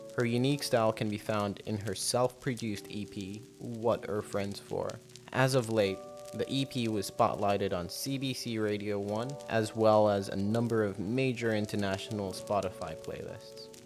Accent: South Africa; moved away; I'm from South Africa. I grew up in South Africa

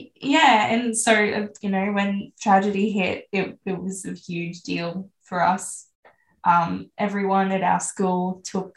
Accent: Maroochydore, Queensland, Australia; I grew up on the Sunshine Coast, specifically Maroochydore

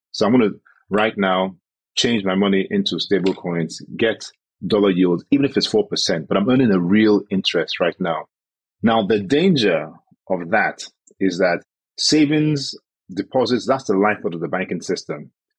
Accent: Nigeria

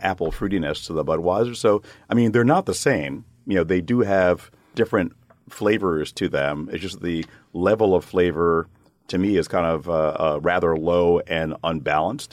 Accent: United States; as an American brewer

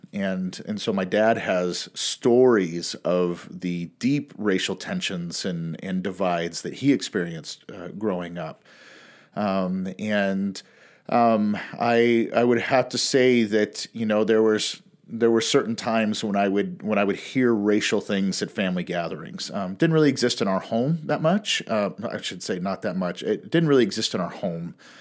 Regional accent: Pacific Northwest, United States; also born or lived in Western United States; I was born and raised in the Pacific Northwest

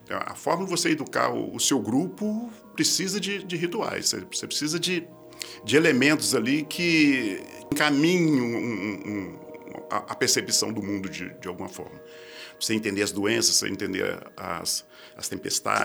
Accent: Belo Horizonte, Minas Gerais, Brazil; lá em Belo Horizonte, na né, cidade onde eu nasci

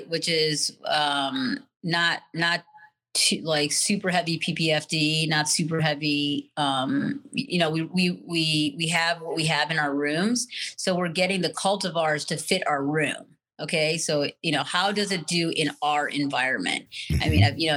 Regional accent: India; I mean, I'm Indian.

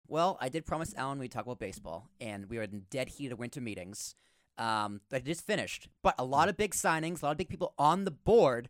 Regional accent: Boston, Massachusetts, United States; moved away; I actually grew up in Boston

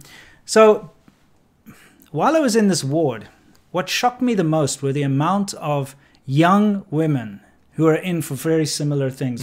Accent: Johannesburg, Gauteng, South Africa; moved away; also born or lived in Cape Town / China; when I was about ten, uh, we moved to Johannesburg and ended up living in Chartwell

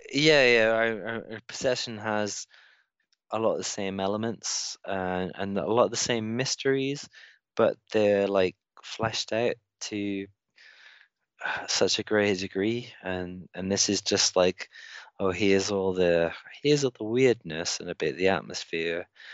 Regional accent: United Kingdom; as a British person

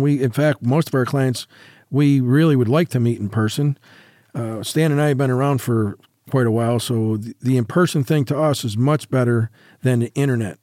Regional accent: New York, United States; now in Las Vegas, United States; In New York, yep, in my, my hometown

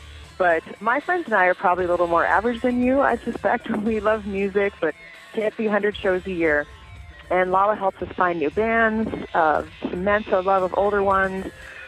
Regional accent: Chicago, Illinois, United States; I'm from Chicago.

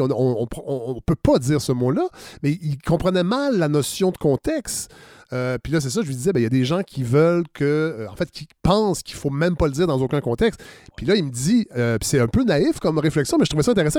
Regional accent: Saint-Hyacinthe, Quebec, Canada; Je suis né à Saint-Hyacinthe et je l'ai fréquenté beaucoup trop longtemps à mon goût

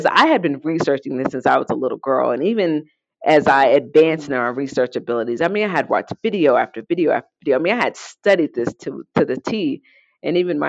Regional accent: Indiana, United States; moved away as an adult; now in Colorado, United States; I moved out here in Indiana

